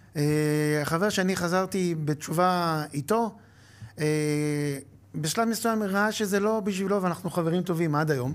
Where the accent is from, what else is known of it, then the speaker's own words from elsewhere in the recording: Acre, Northern District, Israel; למדתי בעכו, גדלתי בעכו